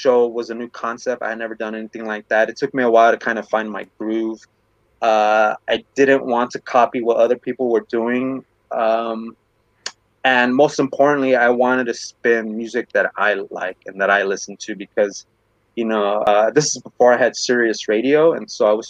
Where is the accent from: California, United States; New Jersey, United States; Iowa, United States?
California, United States; Bell; I'm a Chicano from Bell